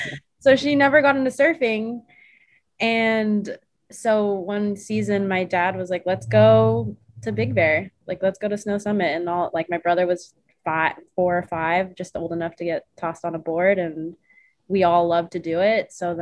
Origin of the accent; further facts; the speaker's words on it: Philippines; So I'm Filipino, and I have dual citizenship